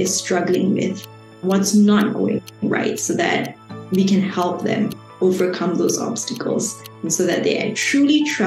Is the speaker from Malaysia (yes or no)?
yes; Shah Alam, Selangor, Malaysia; also born or lived in Kuala Lumpur, Malaysia; I grew up in Malaysia, so I was born in Kuala Lumpur, but I spent most of my life in a little city